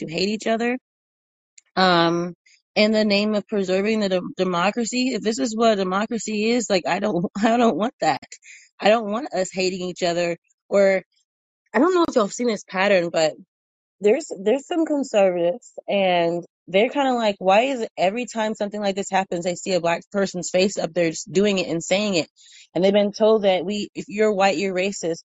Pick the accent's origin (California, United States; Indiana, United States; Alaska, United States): Indiana, United States; Albany; I grew up in Indiana, out in rural Indiana. You ever heard of Muncie? I grew up in Albany, cornfields, bean fields